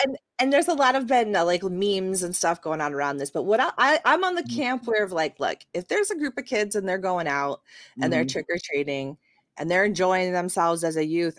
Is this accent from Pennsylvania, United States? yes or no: no; Michigan, United States; now in Florida, United States; growing up in Michigan